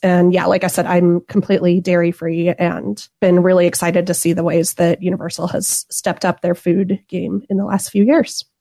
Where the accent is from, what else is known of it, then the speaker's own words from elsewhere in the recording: Southeast Florida, United States; now in St. Louis, Missouri, United States; I'm originally from Southeast Florida